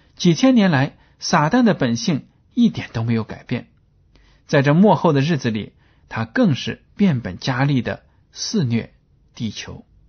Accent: China; 我们中国人呢，对“关系”这两个字是非常地有心得的

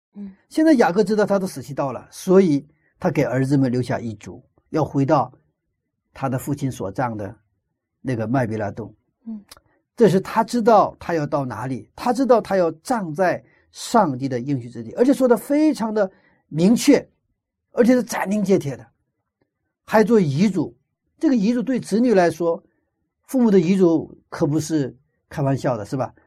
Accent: China; moved away; 我小的时候生活在一个没有火车的一个，一个乡村里， 那个一个村子里生活的都是从朝鲜半岛移民过来的朝鲜族

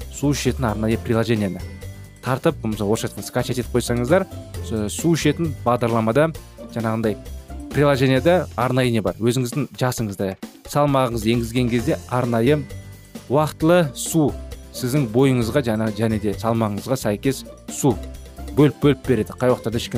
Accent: Kazakhstan; біз қазақпыз

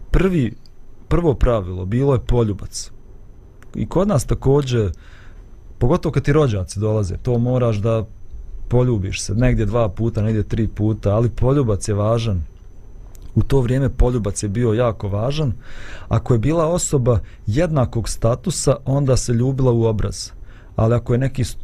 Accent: Bosnia & Herzegovina; kod nas u Bosni kad neko dođe, pa to je odma večera, ručak, sjedi za sto da jedeš

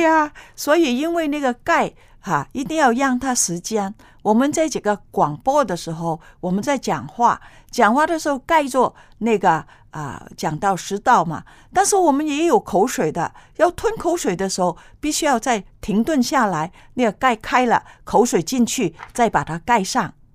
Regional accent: China; 我们中国人

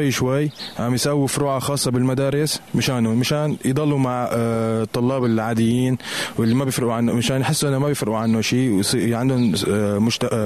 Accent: Syria; نحن عنا لانه من سوريا آه، في عندنا جمعيات آه، تعنى بالمعاقين

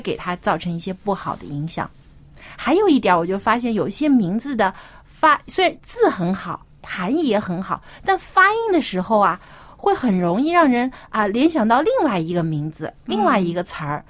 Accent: China; 我们中国人

